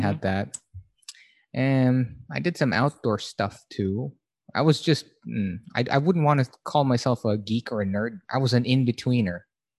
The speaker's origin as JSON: {"language": "English", "town": "Baguio", "region": "Cordillera Administrative Region", "country": "Philippines", "said": "I'm from Baguio, and it's just part of being from that region in Manila, in the Philippines."}